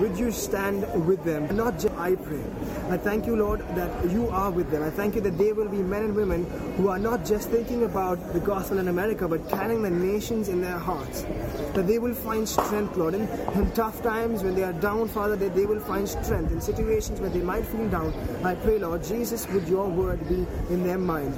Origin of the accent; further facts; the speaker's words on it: Mumbai, Maharashtra, India; I'm from Mumbai, India